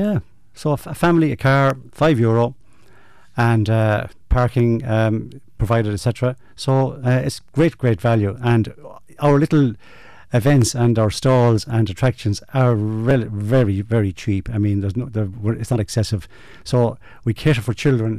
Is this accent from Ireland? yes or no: yes; Ireland; our roots as you know, as rural people, if you like, as Irish people